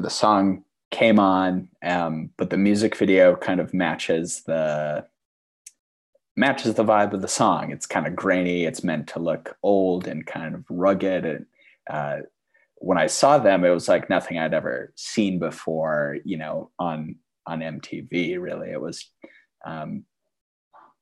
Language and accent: English; Fergus Falls, Minnesota, United States; now in Duluth, United States; growing up in Fergus Falls, Minnesota